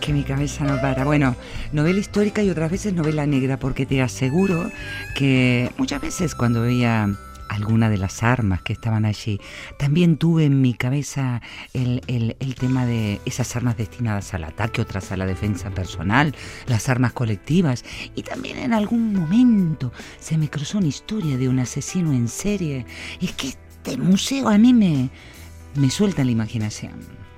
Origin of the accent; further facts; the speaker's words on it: Vitoria-Gasteiz, Basque Country, Spain; Ese museo que tenemos aquí en nuestro pueblito